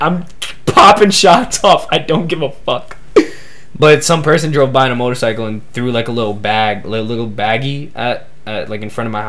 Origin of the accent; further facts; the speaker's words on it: New York City, New York, United States; cause I'm from New York City. I'm from the United States. I'm from America.